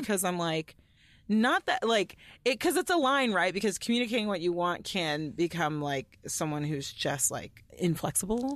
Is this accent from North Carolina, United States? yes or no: no; Allen, Texas, United States; where I grew up in Allen, Texas